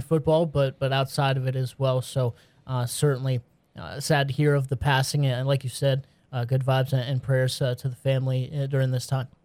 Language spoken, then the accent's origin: English; the North, United States; I grew up in the North